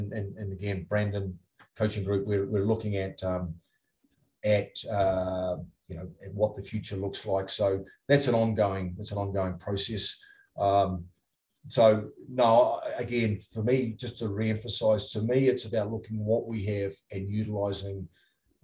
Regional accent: New Zealand; moved away as an adult; now in Utah, United States; I'm from New Zealand

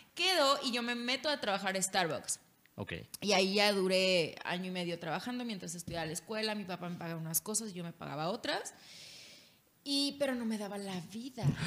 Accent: Culiacán, Sinaloa, Mexico; moved away as an adult; now in Mexico City, Mexico; Soy de Culiacán

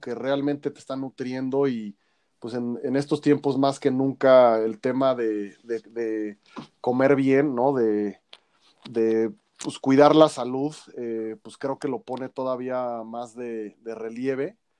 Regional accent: Mexico City, Mexico; nuestra identidad cultural como chilangos, como mexicanos

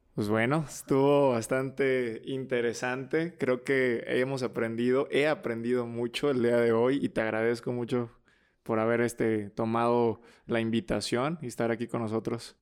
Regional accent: Mexico; somos mexicanos muy capaces

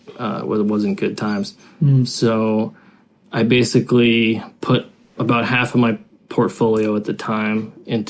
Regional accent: United States; moved away as an adult; now in China; I'm American. I've been in China 12 years.

